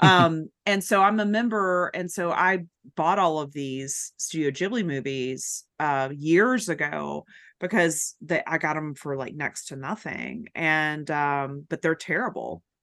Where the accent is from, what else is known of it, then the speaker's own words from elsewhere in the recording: Chattanooga, Tennessee, United States; now in Atlanta, United States; I'm from Chattanooga originally, my husband is too, and our parents live there